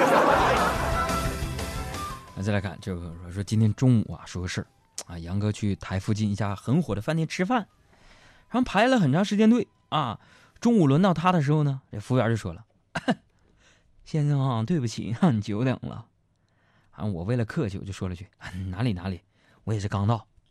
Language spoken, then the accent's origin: Chinese; Northeast China, China; 跟我东北人说你脾气大